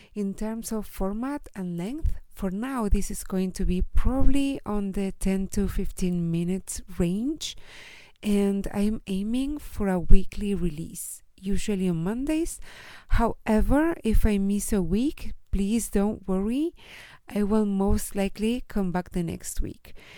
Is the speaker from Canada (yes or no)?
no; Chile; I am from Chile and I live here in Chile with my husband